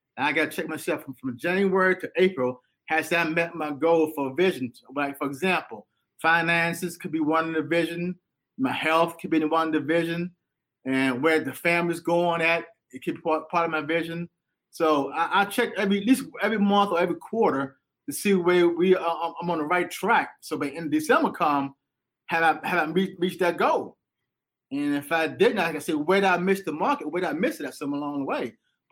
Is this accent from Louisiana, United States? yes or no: no; Rocky Mount, North Carolina, United States; moved away as an adult; also born or lived in Washington, D.C.; I was born in Washington, but I was raised in North Carolina